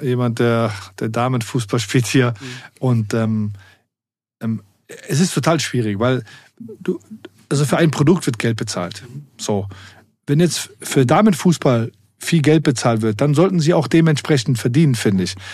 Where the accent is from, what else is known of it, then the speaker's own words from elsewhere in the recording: Germany; dadurch, dass ich in zwei Kulturen groß geworden bin, ähm, mit meiner arabischen Herkunft und ähm, aber hier auch groß geworden bin in Deutschland